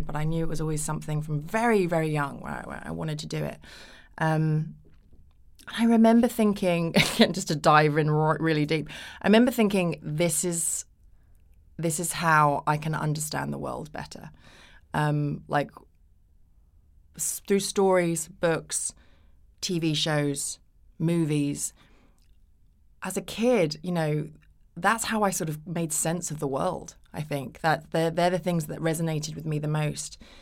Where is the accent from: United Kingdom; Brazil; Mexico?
United Kingdom; also born or lived in Japan / Los Angeles, United States; we came back to the U K, and that's where I did the majority of my growing up